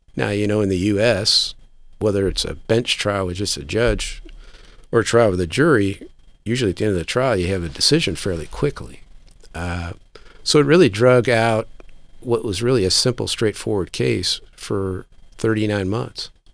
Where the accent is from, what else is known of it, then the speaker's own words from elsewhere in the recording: United States; also born or lived in Japan; I, as an American